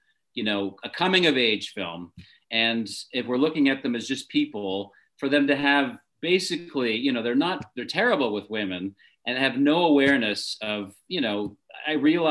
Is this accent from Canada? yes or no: yes; Canada; I am Canadian